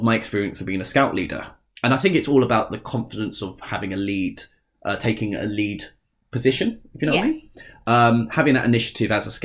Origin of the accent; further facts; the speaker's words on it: Essex, East of England, United Kingdom; accent: Essex; we're both from Essex, if you haven't noticed. Well, I'll try and hide the accent